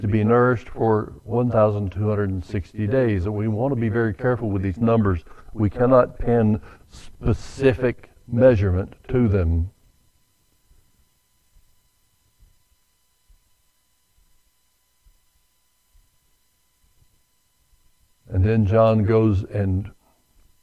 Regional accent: the South, United States; I was born and raised in the South

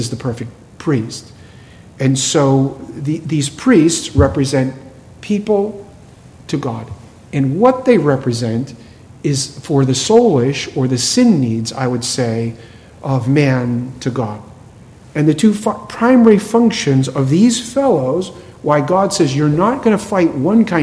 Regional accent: New England, Massachusetts, United States; I grew up in New England, Massachusetts, and it was a town which had a lot of Jewish folks

